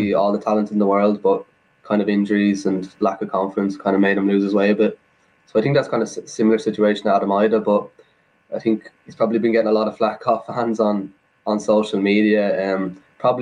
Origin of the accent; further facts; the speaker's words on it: Ireland; as an Irish person myself